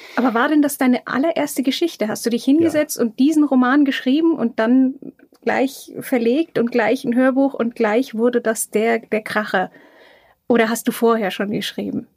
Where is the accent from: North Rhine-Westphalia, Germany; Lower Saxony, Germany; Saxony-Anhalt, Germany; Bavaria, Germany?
Bavaria, Germany; Franconia; Die Franken besonders, ja. ja. Wir sind ja die Plaudertaschen Deutschlands.